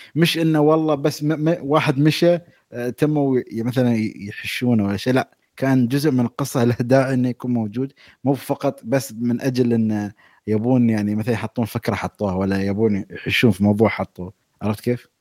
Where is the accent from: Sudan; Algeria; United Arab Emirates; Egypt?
United Arab Emirates; انا اماراتي